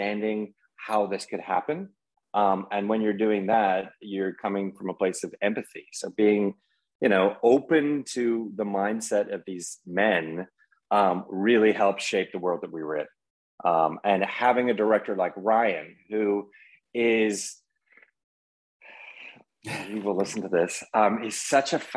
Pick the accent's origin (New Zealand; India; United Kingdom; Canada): Canada; being a Canadian